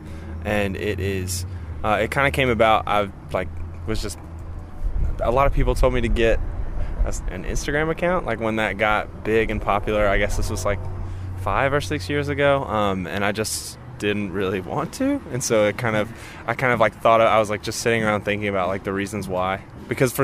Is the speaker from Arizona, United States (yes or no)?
no; Alabama, United States; We're from Alabama, so our sound is kind of based around that Muscle Shoal type feeling